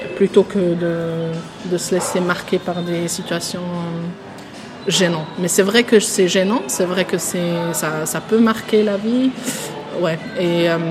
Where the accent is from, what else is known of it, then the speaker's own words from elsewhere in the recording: Switzerland; also born or lived in Tunisia; Je me vois en tant que Suisse parce que je, je suis vécue en Suisse, c'est le pays où j'ai ouvert mes yeux